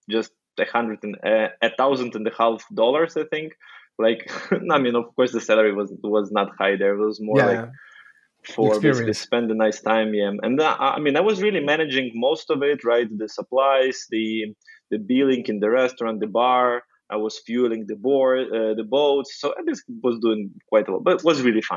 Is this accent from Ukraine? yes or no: yes; Ukraine; I'm originally from Ukraine. So I'm Ukrainian